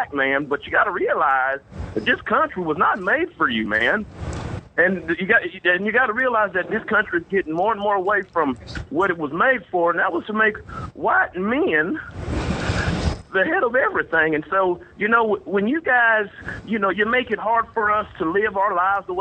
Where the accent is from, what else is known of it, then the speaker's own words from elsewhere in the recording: Arkansas, United States; I'm from Arkansas